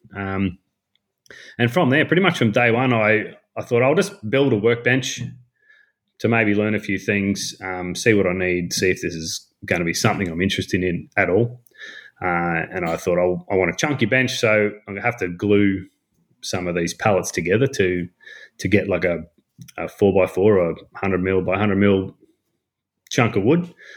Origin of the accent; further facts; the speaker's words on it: North Queensland, Australia; I am from North Queensland